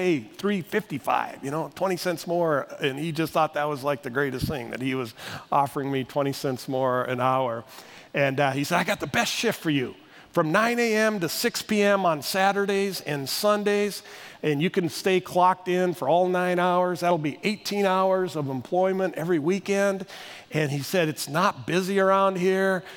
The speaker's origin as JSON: {"language": "English", "region": "Northwest North Dakota", "country": "United States", "tie": "born or raised there", "said": "I grew up in Northwest North Dakota"}